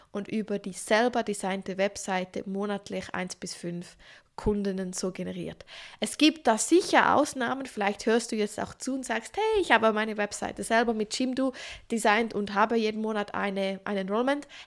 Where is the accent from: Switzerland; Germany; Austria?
Switzerland; Übrigens, ich wohne in der Schweiz, ich bin Schweizerin, aber ich mache diese Podcast-Folge auf Hochdeutsch